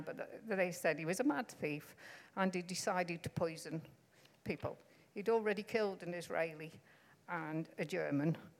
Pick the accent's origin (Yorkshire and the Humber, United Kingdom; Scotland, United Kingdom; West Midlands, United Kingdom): West Midlands, United Kingdom; Stoke-on-Trent; I can't say that word because I come from Stoke-on-Trent.